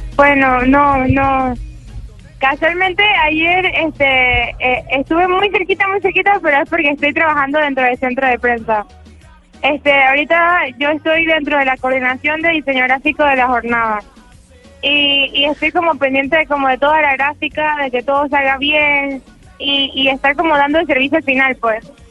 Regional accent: Panama; he sentido mucho en mi país

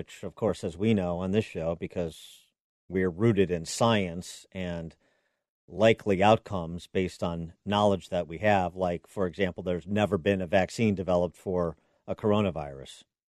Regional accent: Illinois, United States; my home state governor, J.B. Pritzker

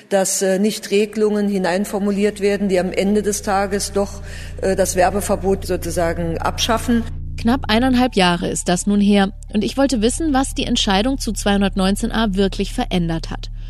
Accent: Netherlands; now in Germany; ich komme selber ursprünglich aus den Niederlanden, wo das halt schon ganz normal ist, schon ganz lange Zeit.

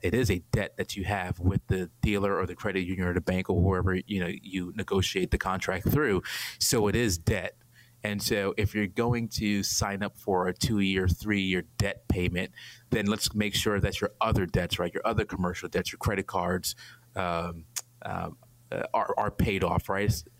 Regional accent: New York City, New York, United States; moved away as an adult; also born or lived in Atlanta, Georgia; born and raised in Brooklyn, New York.

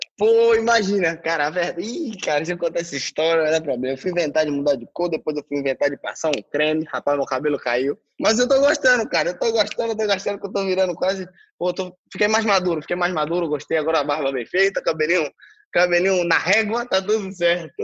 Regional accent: Brazil; moved away

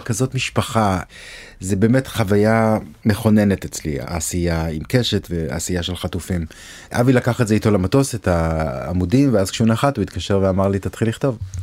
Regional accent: Jerusalem, Jerusalem District, Israel; moved away as an adult; also born or lived in Tel Aviv / Ramat Gan / New York; now in Los Angeles, United States; נולדתי בירושלים, בבית הכרם, גדלתי בגבעה הצרפתית, אחרי הצבא עברתי לתל אביב.

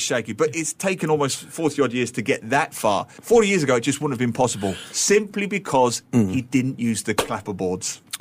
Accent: London, United Kingdom; I grew up in East London

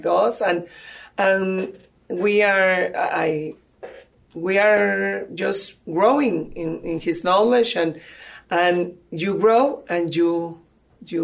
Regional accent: Mexico; English is a second language; moved away as an adult; now in San Antonio, United States; I am from Mexico. As you can see, English is not my first language, but I try. And I came to San Antonio in 2008.

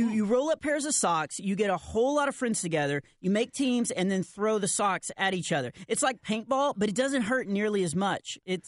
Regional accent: Texas, United States; Come on. I'm from Texas. Of course I have. Our tractor is always getting a flat.

